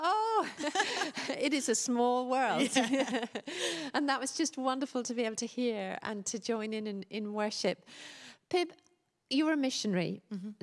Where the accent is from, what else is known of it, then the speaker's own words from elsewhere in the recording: Dublin, Leinster, Ireland; moved away; me before I was a Christian, interestingly, growing up in Dublin.